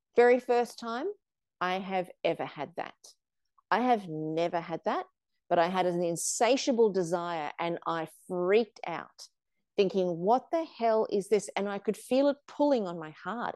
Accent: Australia; also born or lived in South Africa; when I was seven years old, we came from South Africa to Australia

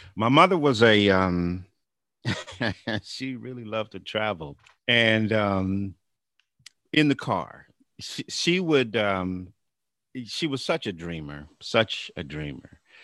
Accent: Bakersfield, California, United States; also born or lived in Sacramento, California; raised in Bakersfield. Uh, we we came here when I was a young boy. I guess I was like seven when we came to Bakersfield

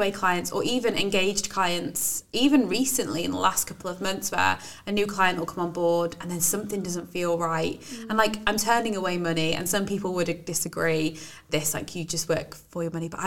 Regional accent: Wales, United Kingdom; accent: Welsh/Brummie; my family say, You sound really Welsh. Oh, and like, so my accent changes a lot.

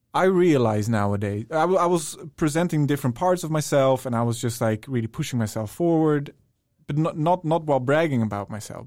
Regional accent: Netherlands; moved away as an adult; now in Stockholm, Sweden; I'm from the Netherlands originally

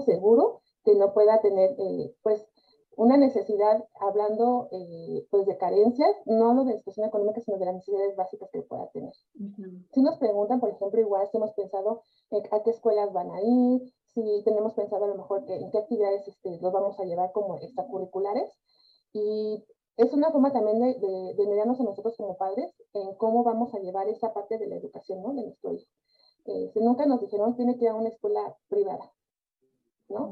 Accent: Mexico; nosotros somos padres mexicanos

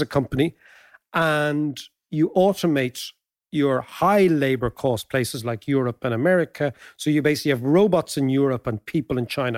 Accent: Ireland; being Irish

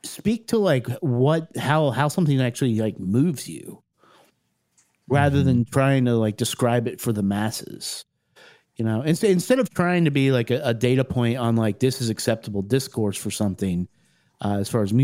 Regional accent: Ohio, United States; I was born in Ohio

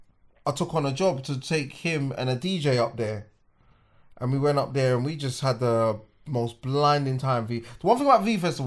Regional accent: Hackney, London, United Kingdom; And this is how you know I'm from Hackney.

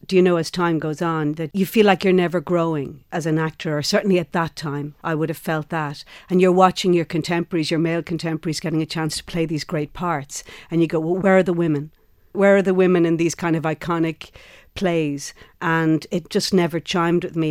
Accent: Ireland; where we come from as Irish women

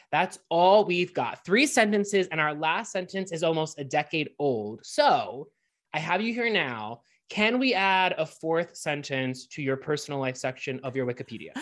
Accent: Pittsburgh, Pennsylvania, United States; my hometown of Pittsburgh

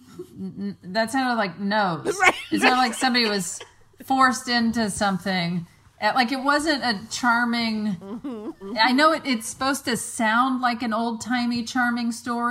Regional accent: Mississippi Gulf Coast, United States; moved away; when we go to Mississippi to my hometown

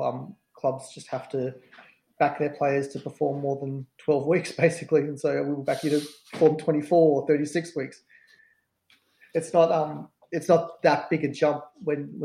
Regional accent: Melbourne, Victoria, Australia; I'm from Melbourne

